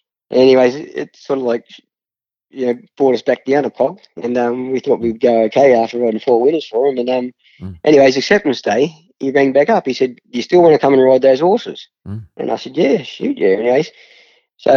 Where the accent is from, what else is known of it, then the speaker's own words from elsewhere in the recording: Wellington, New South Wales, Australia; growing up in Wellington and working in Wellington